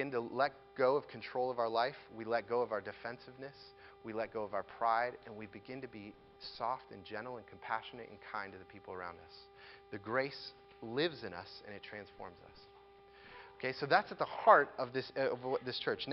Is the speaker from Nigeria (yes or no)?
no; United States